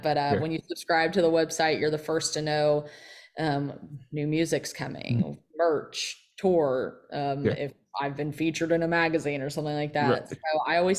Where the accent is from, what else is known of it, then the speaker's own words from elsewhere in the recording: Kentucky, United States; hitting all of Kentucky, my home state, my new home, Tennessee.